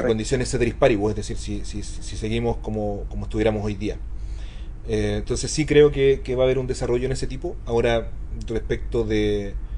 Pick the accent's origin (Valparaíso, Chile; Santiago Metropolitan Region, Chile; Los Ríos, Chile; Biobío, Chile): Santiago Metropolitan Region, Chile; Maipú; yo soy un niñito maipú que cacha re poco